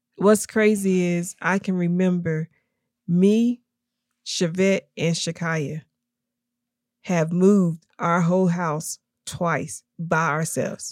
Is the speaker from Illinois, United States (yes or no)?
no; Tennessee, United States; also born or lived in Kentucky / Knoxville; we moved to Tennessee, um, probably, I think, when I was about three or four